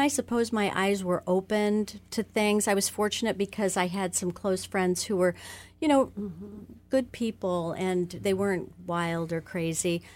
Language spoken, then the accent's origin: English; Oxford, Ohio, United States; I grew up in Oxford, Ohio, and I'm the oldest of five children